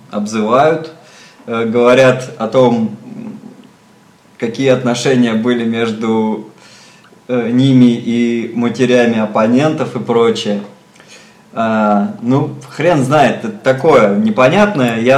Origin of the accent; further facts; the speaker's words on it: Moscow, Russia; я как москвич и велосипедист